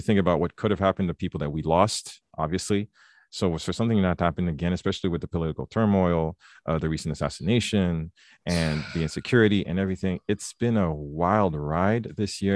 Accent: Quebec, Canada; also born or lived in Haiti; growing up in Quebec

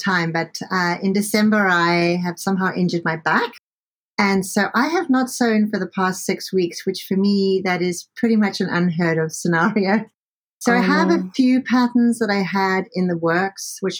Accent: Cape Town, Western Cape, South Africa; also born or lived in Dubai / London, United Kingdom; now in Canada; I'm originally from Cape Town, South Africa

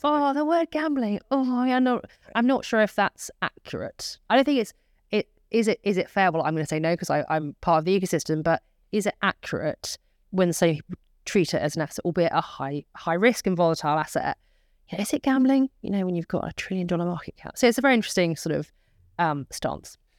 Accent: United Kingdom; as British citizens

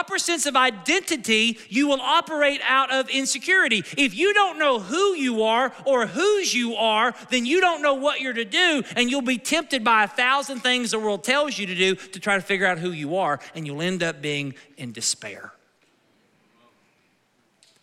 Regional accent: United States; My citizenship is where? It's in America. I'm an American citizen

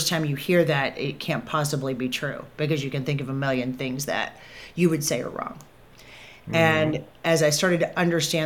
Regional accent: Kentucky, United States; I grew up in Kentucky, so really Southern upbringing

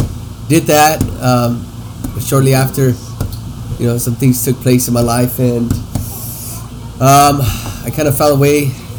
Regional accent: Huntington Park, California, United States; I was raised in Praise Chapel, Huntington Park, since the age of two.

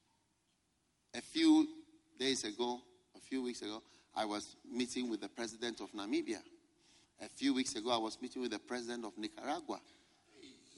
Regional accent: Ghana; I'm from Ghana

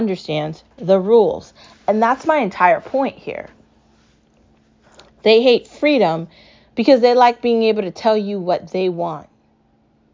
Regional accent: United States; as an American

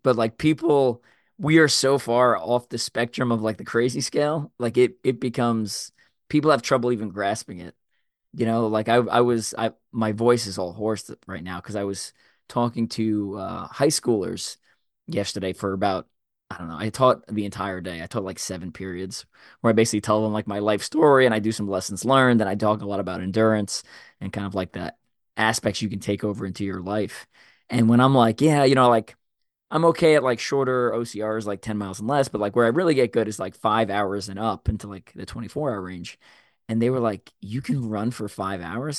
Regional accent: Long Island, New York, United States; I grew up in Long Island, New York

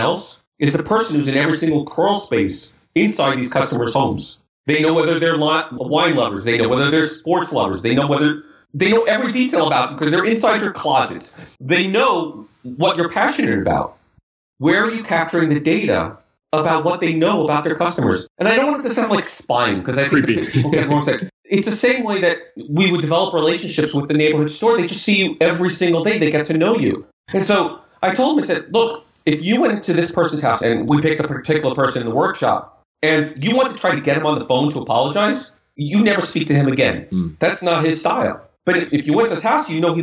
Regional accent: New York City, New York, United States; we grew up in Brooklyn, New York. I was 10 minutes from Brooklyn Cyclones.

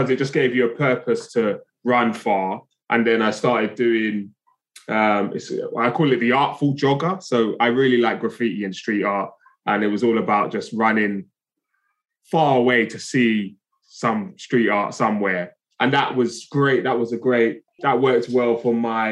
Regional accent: London, United Kingdom; I'm from Brixton, South London originally, which is a very urban area

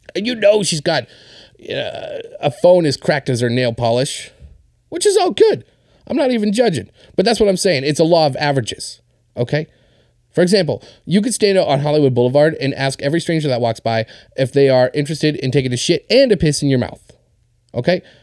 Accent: Winnipeg, Manitoba, Canada; this is my hometown

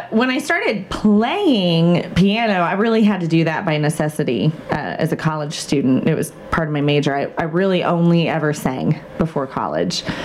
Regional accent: Vincennes, Indiana, United States; I grew up in Vincennes

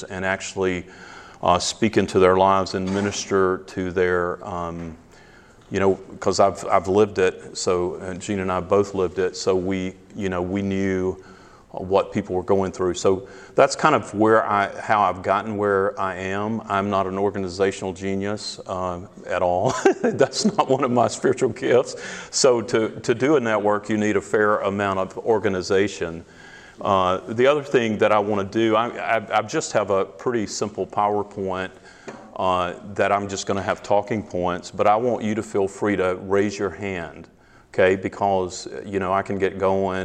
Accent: the South, United States; accent: Southern; moved away as an adult; now in Greeley, United States; I'm originally from the South

